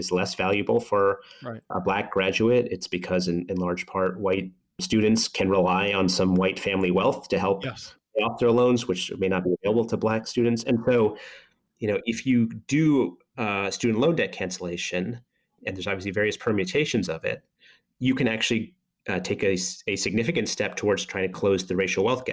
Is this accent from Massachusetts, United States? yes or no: yes; Boston, Massachusetts, United States; I grew up in Boston